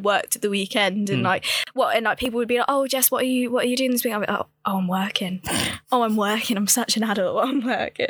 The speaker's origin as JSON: {"language": "English", "town": "Hinckley", "region": "East Midlands", "country": "United Kingdom", "said": "I'm from Hinckley"}